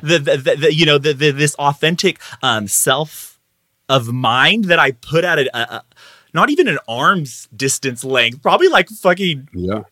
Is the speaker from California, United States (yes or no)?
yes; Madera, California, United States; now in Fresno, United States; right now I'm in, in Fresno, California. I grew up in Madera, 30 minutes away, northern central valley of the state of California.